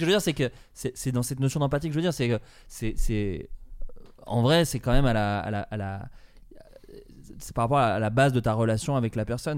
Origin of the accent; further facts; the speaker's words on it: Dijon, Bourgogne-Franche-Comté, France; on vient tous les deux de Dijon, de Bourgogne